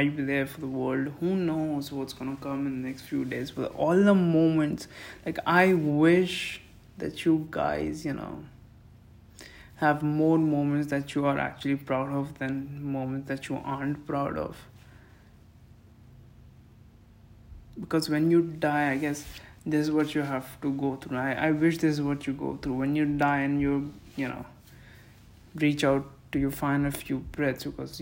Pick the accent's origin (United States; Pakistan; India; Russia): India; I'm really a patriotic Indian and I take pride of being an Indian citizen